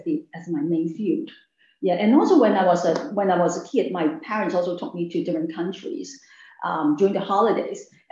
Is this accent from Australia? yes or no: no; Hong Kong; I grew up in Hong Kong, and also I studied in Hong Kong